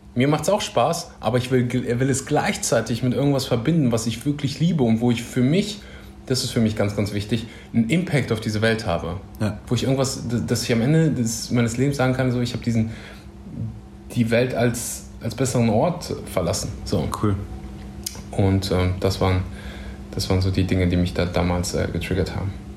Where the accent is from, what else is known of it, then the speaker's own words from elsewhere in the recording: Germany; Ich bin mh, mm, aufgewachsen in Deutschland